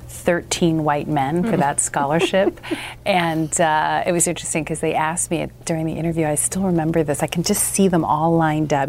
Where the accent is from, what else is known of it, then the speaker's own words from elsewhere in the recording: Southern California, United States; I grew up in Southern California.